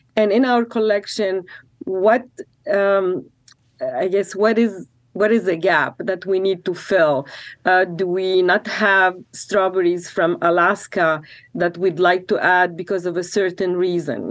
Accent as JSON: {"language": "English", "country": "Lebanon", "moved": "yes", "lives_now": "Corvallis, United States", "said": "I'm from Lebanon"}